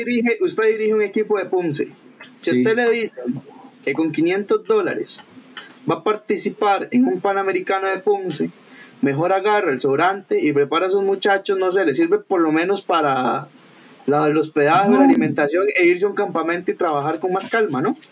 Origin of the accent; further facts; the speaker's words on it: Costa Rica; soy tico